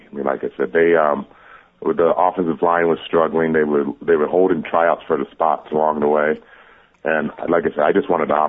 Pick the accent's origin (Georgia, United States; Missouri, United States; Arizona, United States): Arizona, United States; I was born and raised in Arizona